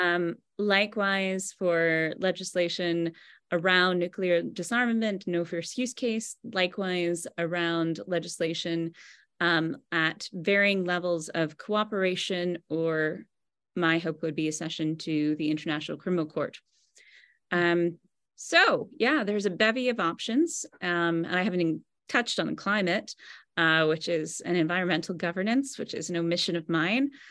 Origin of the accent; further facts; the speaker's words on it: United States; I'm American